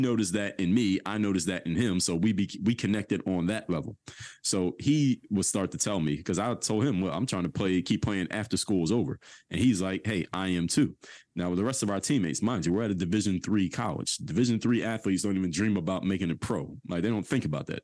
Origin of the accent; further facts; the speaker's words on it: Philadelphia, Pennsylvania, United States; I went to high school at, uh, Seventeenth and Norris, which is right in the middle of Temple's, uh, campus